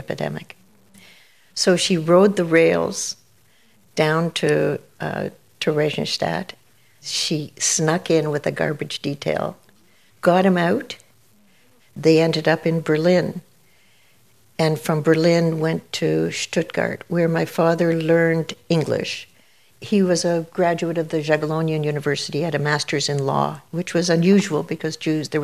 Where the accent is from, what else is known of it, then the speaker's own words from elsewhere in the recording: Toronto, Ontario, Canada; growing up in Canada, growing up in Toronto at St. Clair and Winona